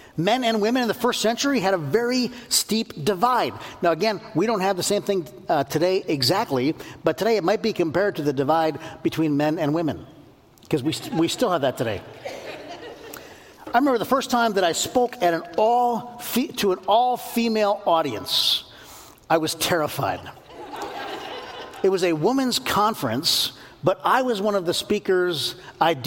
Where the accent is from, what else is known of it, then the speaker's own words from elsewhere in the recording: United States; born and raised in the United States of America